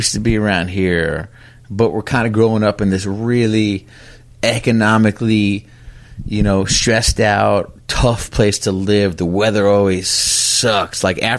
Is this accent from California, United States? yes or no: no; New York, United States; born or raised there